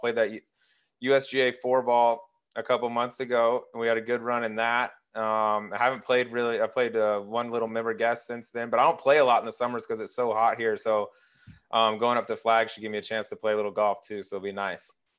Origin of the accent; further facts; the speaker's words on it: Colorado, United States; also born or lived in Little Rock, Arkansas; I was born in Little Rock. I grew, I grew up in Arkansas for, like, eight years, um, but then I moved to Colorado, so Colorado is, like, where I'm from